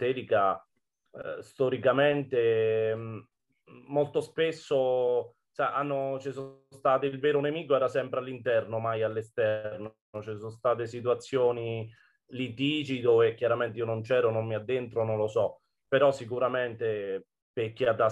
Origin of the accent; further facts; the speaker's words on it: Fabriano, Marche, Italy; born there; perché di fatto sono nato a Fabriano, ma non alleno a Fabriano da 11 anni